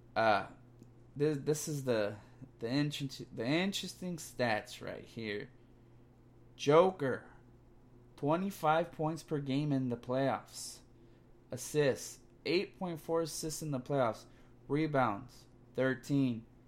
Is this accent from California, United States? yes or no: yes; California, United States; I'm from Cali.